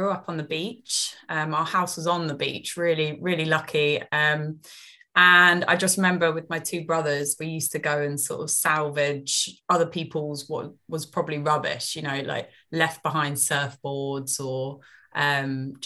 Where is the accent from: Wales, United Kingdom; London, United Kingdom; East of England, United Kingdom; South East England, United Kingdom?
South East England, United Kingdom; Eastbourne; also born or lived in Lewes, England; I grew up in Eastbourne, right on the coast.